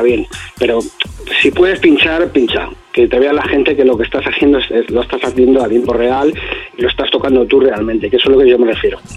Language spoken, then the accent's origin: Spanish; Alcalá de Henares, Community of Madrid, Spain; donde soy yo, de Alcalá de Henares